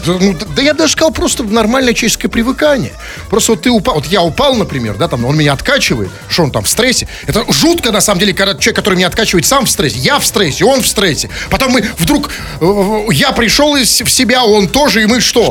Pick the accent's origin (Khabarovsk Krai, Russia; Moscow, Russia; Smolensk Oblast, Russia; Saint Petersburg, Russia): Saint Petersburg, Russia; для нас, петербуржцев